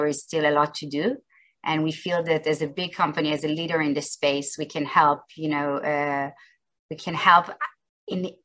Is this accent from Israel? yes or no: yes; Israel; I grew up in Israel and I've been most of my career in Israel.